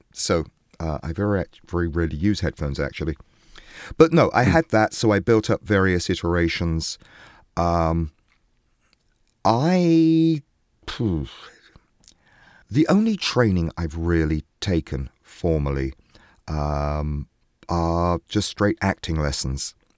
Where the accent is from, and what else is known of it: England, United Kingdom; now in New York, United States